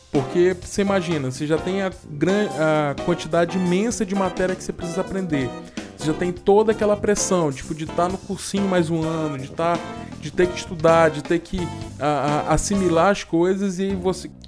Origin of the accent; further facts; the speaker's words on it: Goiânia, Goiás, Brazil; Para quem não sabe, eu sou de Goiânia, terra do Pequi.